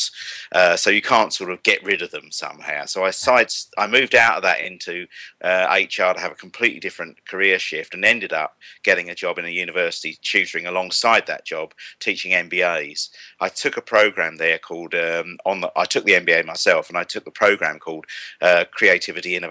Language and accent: English; Kent, South East England, United Kingdom; accent: estuary; I'm from Kent, actually, but I've frequently been confused with having an estuary accent